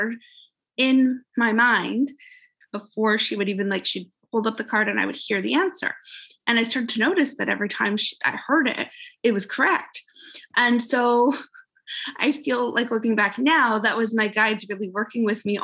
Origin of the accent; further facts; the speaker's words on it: just outside of Vancouver, British Columbia, Canada; also born or lived in Calgary; I'm just outside of Vancouver in Canada